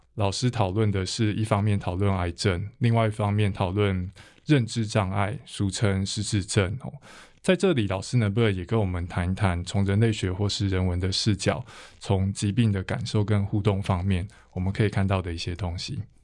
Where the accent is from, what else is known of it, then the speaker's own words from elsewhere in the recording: Taiwan; 我们是台湾人